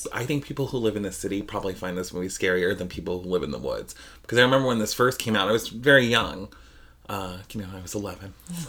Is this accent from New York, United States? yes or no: no; Idaho, United States; we are from Idaho